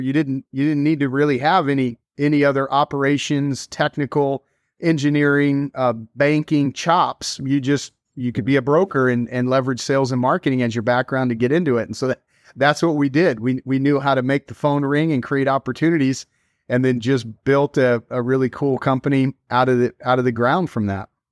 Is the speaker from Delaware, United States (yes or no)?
no; Dallas, Texas, United States; moved away as an adult; also born or lived in New York City; I grew up in Dallas, born and raised there